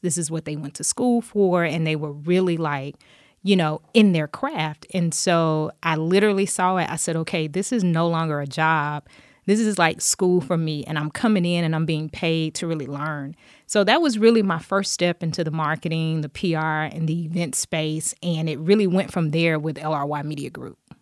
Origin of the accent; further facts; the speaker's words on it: Dothan, Alabama, United States; I grew up in Dothan, Alabama, um, graduated high school there